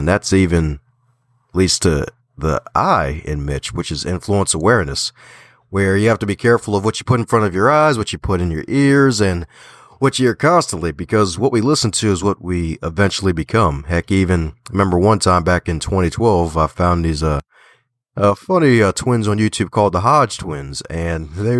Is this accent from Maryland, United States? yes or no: yes; Baltimore, Maryland, United States; I'm like, I'm from Baltimore. Don't worry. Just because I put the T in there, I'm still from Baltimore here.